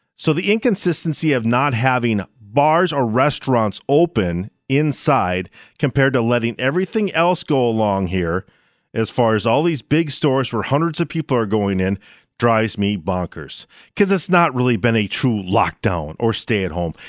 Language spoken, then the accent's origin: English; Minnesota, United States; also born or lived in North Dakota; I did live in North Dakota for a while, but I was born and raised in Minnesota, and I live there now.